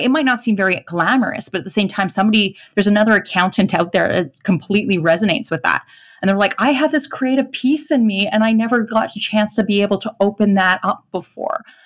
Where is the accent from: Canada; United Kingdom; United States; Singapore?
Canada; Edmonton, Alberta; born or raised there; accent: Canadian